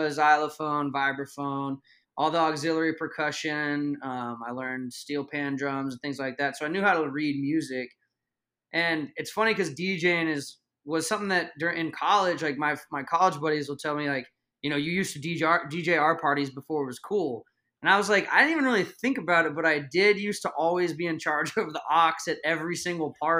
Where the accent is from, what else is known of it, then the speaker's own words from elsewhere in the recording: Dallas, Texas, United States; I'm from Dallas